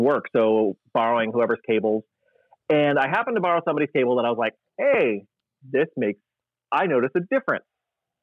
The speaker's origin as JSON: {"language": "English", "region": "California", "country": "United States", "also_born_or_lived": "Strathmore, Alberta, Canada", "said": "as a Californian"}